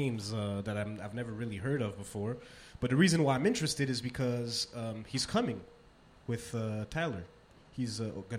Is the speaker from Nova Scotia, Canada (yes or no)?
no; Montreal, Quebec, Canada; I'm from the East End as well.